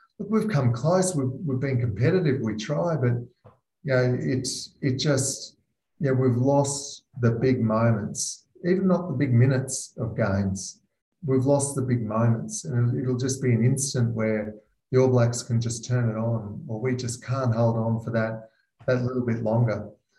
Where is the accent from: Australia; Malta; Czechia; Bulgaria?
Australia; Queensland; I grew up as a Queenslander